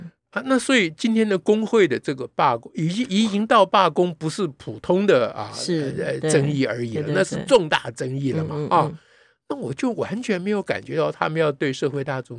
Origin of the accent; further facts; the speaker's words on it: Taiwan; 你中国人，我台湾人